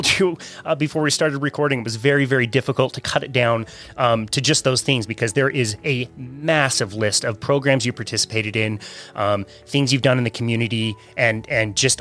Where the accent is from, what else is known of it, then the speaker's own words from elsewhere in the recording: Utah, United States; me growing up in Utah.